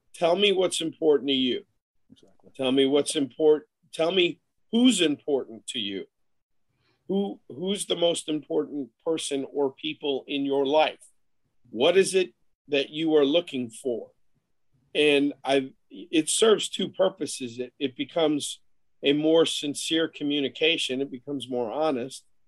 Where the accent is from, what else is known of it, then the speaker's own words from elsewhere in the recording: Buffalo Bills training camps, New York, United States; I grew up in the Buffalo Bills training camps